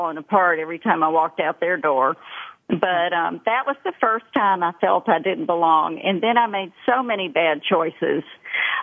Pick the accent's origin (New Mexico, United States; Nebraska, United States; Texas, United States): Texas, United States; Dallas; accent: thick Texas accent; also born or lived in Columbia, South Carolina; we moved to Dallas from Columbia, South Carolina, when my father had an opportunity to do a lot more sales training and speaking. And I didn't fit in. I was from a slower place and wore strange clothes, and I had a really thick South Carolina accent. And I know you're laughing right now, because I've got a really thick Texas accent